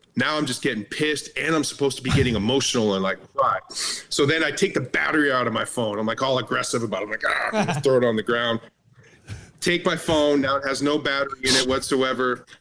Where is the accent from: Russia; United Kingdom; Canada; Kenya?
Canada; I'm Canadian, so I've worked on a lot of Canadian productions.